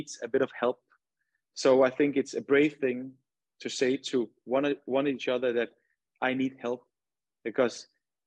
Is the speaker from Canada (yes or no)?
no; Denmark; moved away as an adult; now in Houston, United States; my childhood in my hometown. We have this, we have snow. Obviously, there's not snow in Houston, but in Denmark, there's a lot of snow